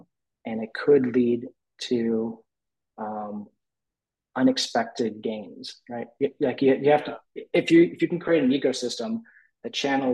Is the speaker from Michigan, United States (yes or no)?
yes; Detroit, Michigan, United States; I grew up in the Detroit area